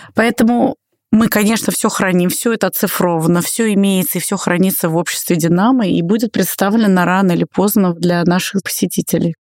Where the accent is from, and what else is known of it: Russia